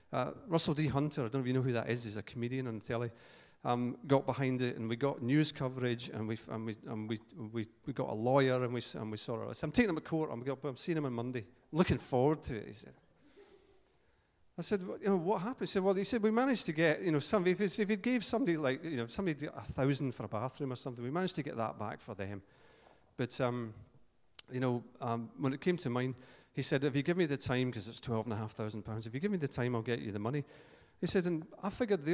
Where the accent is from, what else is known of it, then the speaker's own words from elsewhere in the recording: Paisley, Scotland, United Kingdom; I'm from Paisley